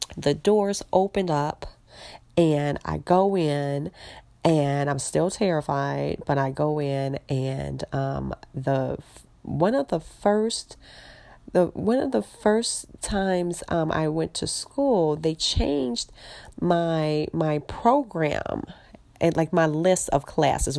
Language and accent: English; Chicago, Illinois, United States; I'm in Chicago